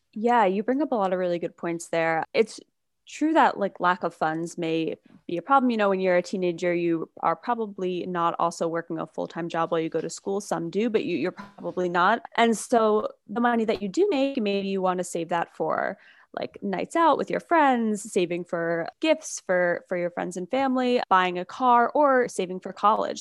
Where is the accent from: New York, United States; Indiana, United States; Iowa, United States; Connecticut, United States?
New York, United States; also born or lived in Michigan / San Francisco; I grew up in New York, I went to college in Michigan, but then I moved out to San Francisco